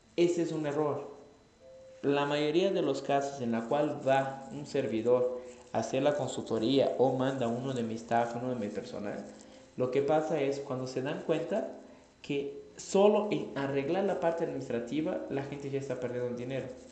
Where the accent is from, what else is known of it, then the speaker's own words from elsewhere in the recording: Brazil; Spanish is a second language; moved away; yo soy brasileño, no soy mexicano, entonces si hablo raro